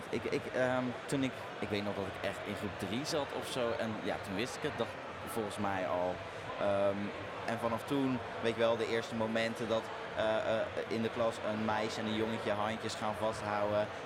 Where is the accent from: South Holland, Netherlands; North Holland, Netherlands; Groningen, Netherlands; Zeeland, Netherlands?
Zeeland, Netherlands; Eh, in Zeeland, ja. Ik moet zeggen, kijk, het was natuurlijk een, een christelijk dorp.